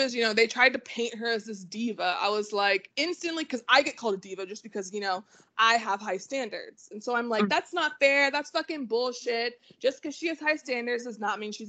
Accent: Houston, Texas, United States; I'm from Houston

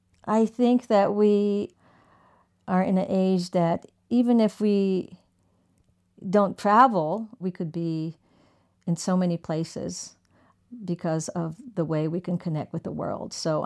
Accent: Tokyo, Japan; So I grew up partially in Tokyo

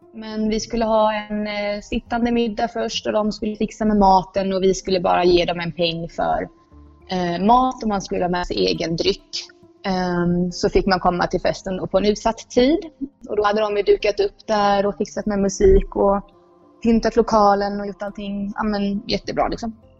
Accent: Rörvik, Jönköping County, Sweden; moved away as an adult; now in Indonesia; Rörvik är inte riktigt detsamma nu som eh, när jag eh, växte upp där

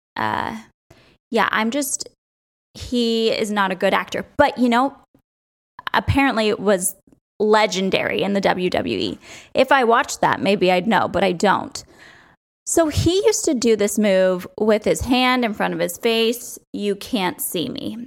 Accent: outside of New York, Connecticut, United States; So I grew up outside of New York, and we would drive in all the time to Yankee Stadium

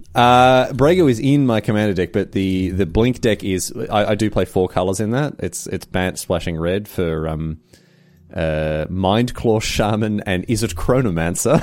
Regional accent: Victoria, Australia

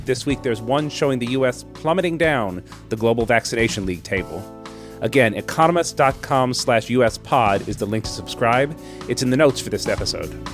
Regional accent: Washington, District of Columbia, United States; I grew up in Washington, D C, and I was fifteen years old

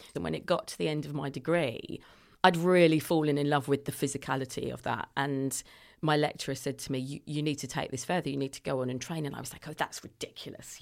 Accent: London, United Kingdom; now in Bradford, United Kingdom; I'm a Londoner

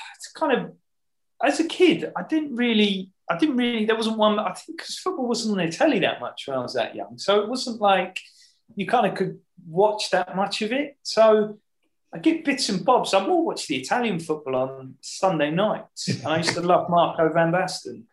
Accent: Hemel Hempstead, East of England, United Kingdom; growing up in Hemel or on the edge of Hemel

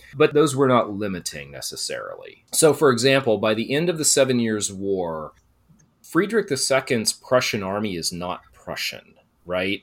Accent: Texas, United States; I had taken French in undergrad because I grew up in Texas, already kind of spoke Spanish

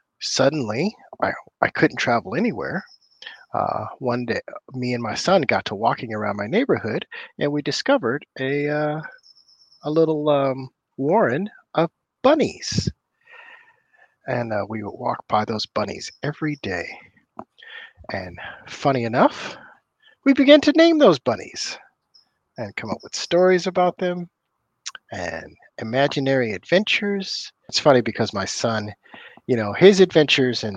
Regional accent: Oakland, California, United States; I'm from the Bay Area. I'm from Oakland, California.

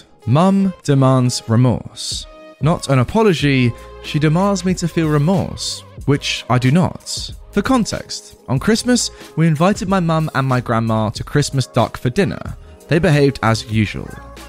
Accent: Germany; English is a second language; If you haven't guessed by now, I am from Germany and my mum lived in the GDR.

